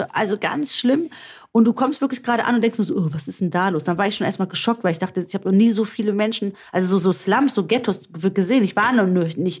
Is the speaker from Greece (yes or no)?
yes; Stavros, Greece; moved away; in Stavros liegen werde, wo ich herkomme